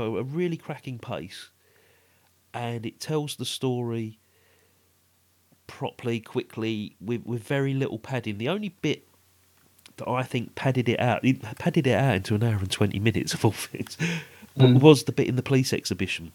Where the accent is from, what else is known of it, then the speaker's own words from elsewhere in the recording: London, United Kingdom; being a Londoner